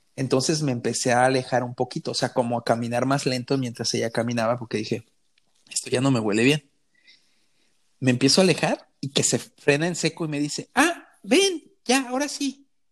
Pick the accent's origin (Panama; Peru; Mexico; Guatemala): Mexico; Y yo, sí, México